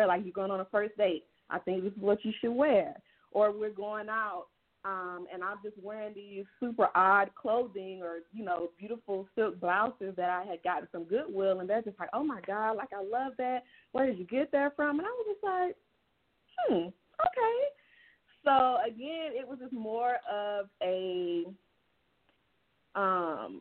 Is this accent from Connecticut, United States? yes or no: no; Georgia, United States; moved away as an adult; now in Texas, United States; I'm originally born and raised in Georgia